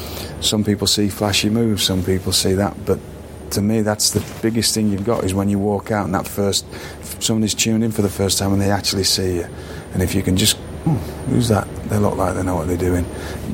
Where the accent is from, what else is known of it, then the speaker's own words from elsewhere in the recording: United Kingdom; I didn't take myself seriously, which is a quality of being British, right?